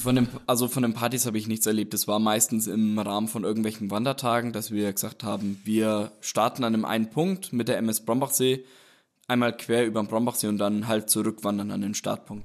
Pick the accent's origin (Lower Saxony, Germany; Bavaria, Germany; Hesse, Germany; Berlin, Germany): Bavaria, Germany; Roth; Ich komme aus Rot. Das ist halt auch gleich beim Rotsee, ist ja einer der sieben Seen. Und habe eigentlich, war sehr oft an den Seen, habe da mein Leben eigentlich verbracht. Bin dort groß geworden